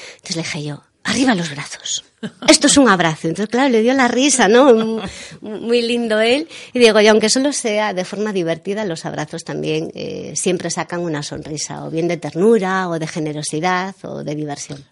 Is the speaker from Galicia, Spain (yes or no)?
yes; Galicia, Spain; nosotros también somos gallegos